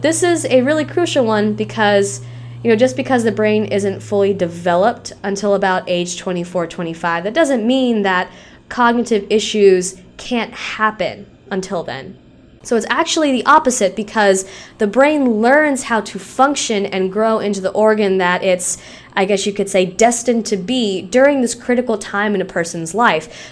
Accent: Tennessee, United States; I live in Tennessee, I've grown up in Tennessee

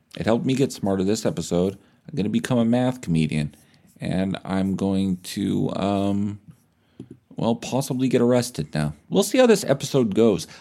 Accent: Canada

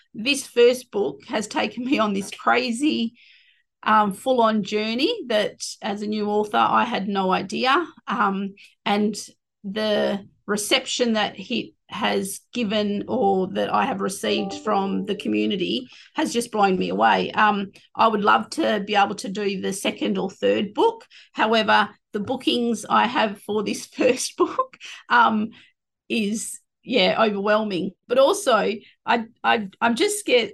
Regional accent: Collie, Western Australia, Australia; on my mum's side, Wilman, um, which is Collie. That's where I was born. I was raised on Wilman Budger um, right up until I left after year 12.

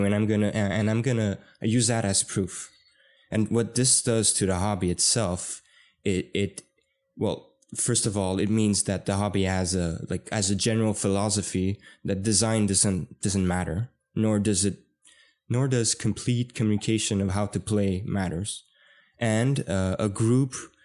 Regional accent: Canada; we're Canadian.

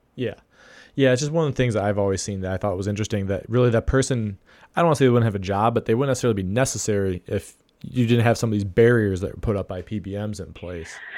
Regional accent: Ohio, United States; my home state of Ohio

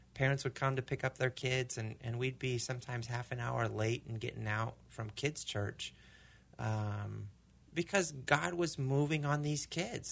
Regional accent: Argentina; now in United States; growing up in Argentina

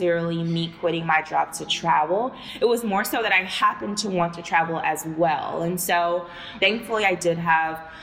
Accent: Houston, Texas, United States; moved away as an adult; I'm from Texas. I'm from not from a small town. I'm from Houston. But even still, the area that I grew up

